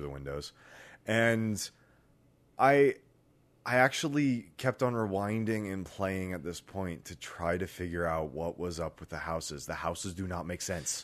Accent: Canada; as a Canadian

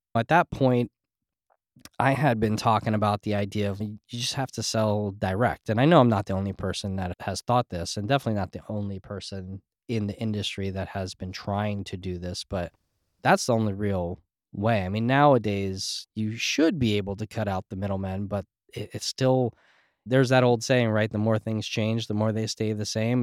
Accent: New Jersey, United States; also born or lived in New York; I grew up in Jersey and in New York and very scene areas

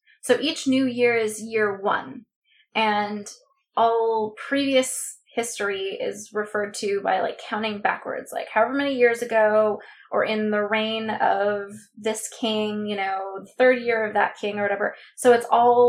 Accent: Southern California, United States; my experience growing up in Southern California

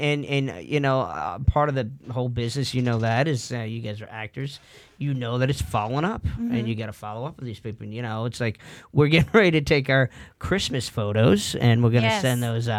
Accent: East Coast, United States; we're both from the East Coast and coming off of a 10-year mark for the actors and writers, producers, whatever.

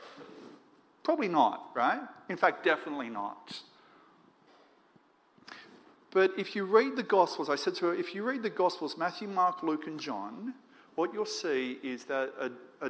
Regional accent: Moree, New South Wales, Australia; now in Sydney, Australia; I grew up in Moree, northwest New South Wales

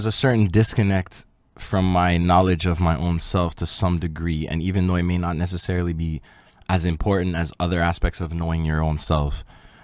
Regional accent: Montreal, Quebec, Canada; also born or lived in LaSalle, Montreal; I grew up in Point St. Charles and Little Burgundy

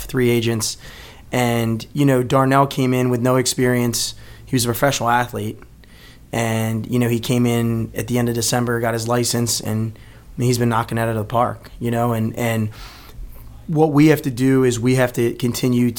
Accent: Baltimore, Maryland, United States; born and raised in Baltimore

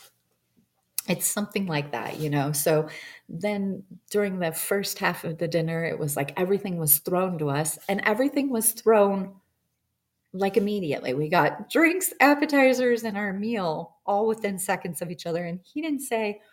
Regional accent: Montana, United States; I'm from Montana and I came back

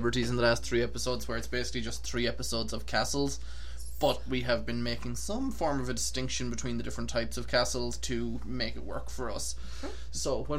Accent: Ireland; now in Boston, United States; I grew up in Ireland, and we both currently work at Crystal Travel and Tours in Boston.

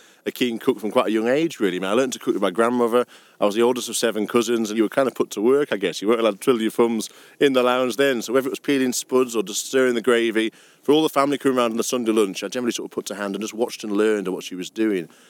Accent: Brampton, North West England, United Kingdom; also born or lived in Carlisle; I grew up just outside Carlisle in Brampton

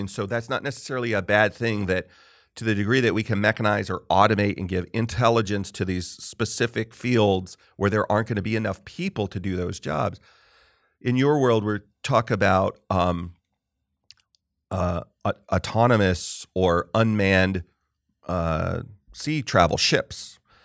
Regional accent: Southern California, United States; also born or lived in Marlborough, Massachusetts; When I was a kid, we lived in Marlboro, Mass for two years. We moved out there from Southern California

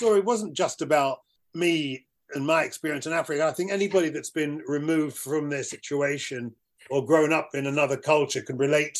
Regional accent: United Kingdom; I was this black British thing.

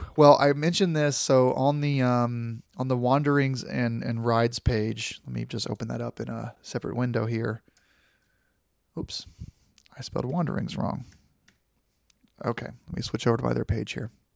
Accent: Florida, United States; I grew up in Florida

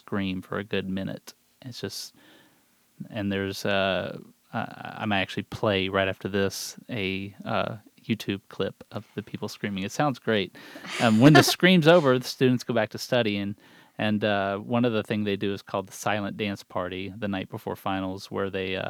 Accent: Texas, United States; moved away as an adult; now in North Carolina, United States; in North Carolina the last 10 years, but I grew up in Texas

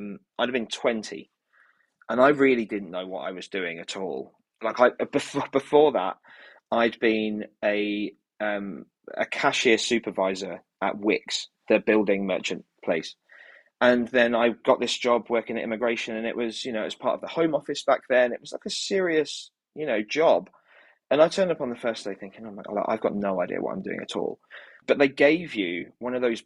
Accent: Kent, South East England, United Kingdom; now in London, United Kingdom; I grew up in Kent

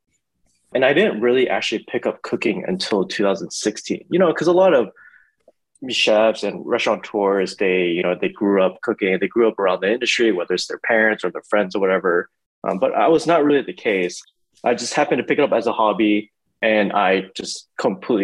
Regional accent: Houston, Texas, United States; I was born and raised in Houston

